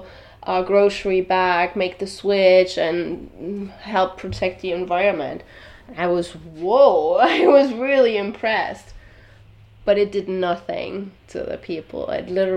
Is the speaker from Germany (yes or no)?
yes; Germany; now in Miami Beach, United States; I'm from Europe, and we don't have plastic bags in Germany. That's where I'm from.